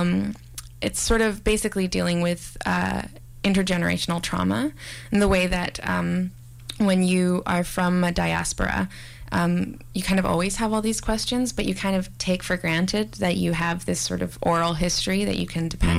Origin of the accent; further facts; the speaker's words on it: Victoria, British Columbia, Canada; moved away; also born or lived in Montreal; growing up in Victoria, which is sort of very white, and especially my elementary school